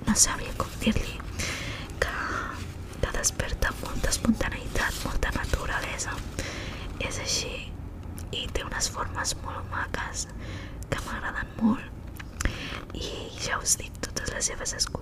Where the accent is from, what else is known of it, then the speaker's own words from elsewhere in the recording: Barcelona, Catalonia, Spain; Soc xinesa, però m'he criat aquí, a Barcelona, sempre tota la meva vida.